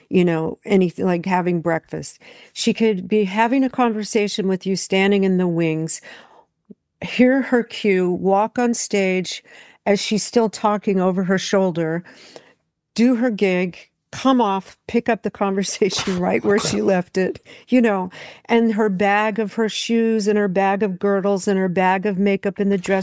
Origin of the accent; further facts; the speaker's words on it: California, United States; also born or lived in Memphis, Tennessee; we moved to California. I was born in Memphis. We moved to California because when I was 3 years old